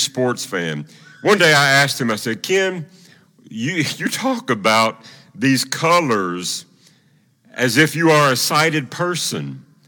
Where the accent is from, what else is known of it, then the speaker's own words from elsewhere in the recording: Tennessee, United States; moved away; also born or lived in Oklahoma City; I was from Tennessee